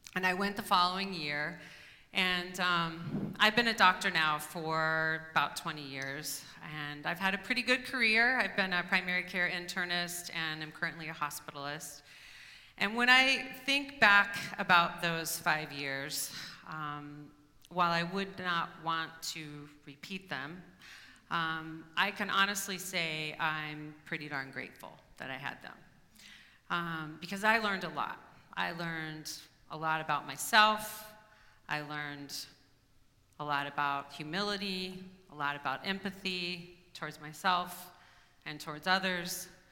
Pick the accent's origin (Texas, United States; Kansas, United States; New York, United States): Kansas, United States; now in Portland, United States; I was from Kansas